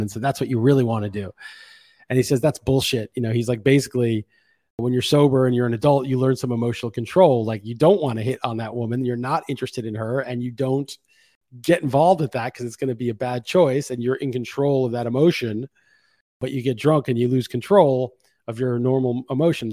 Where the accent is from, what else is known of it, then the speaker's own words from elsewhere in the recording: New York City, New York, United States; I grew up being pretty jaded growing up in New York City